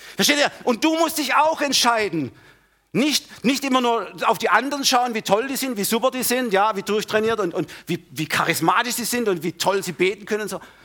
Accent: Germany; wir Deutsche, gerade wir Deutsche oder Mitteleuropäer, nein, wir Deutsche

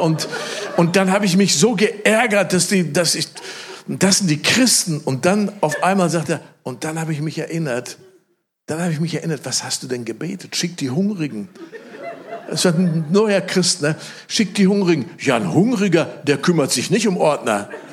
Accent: Germany; ich sitze da als Deutscher

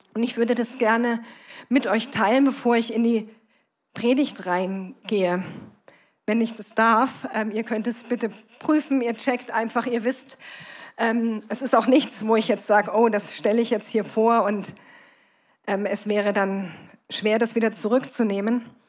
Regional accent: Kassel, Hesse, Germany; komme ich aus Kassel, bin verheiratet, wir haben zwei erwachsene Kinder

